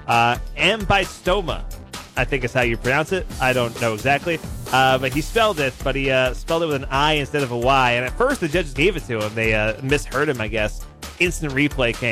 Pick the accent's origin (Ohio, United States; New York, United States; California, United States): New York, United States; now in Missoula, United States; when I grew up, I was growing up in New York